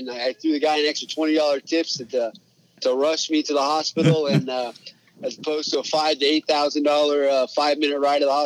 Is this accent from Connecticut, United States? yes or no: no; Alaska, United States; I'm born and raised in Alaska.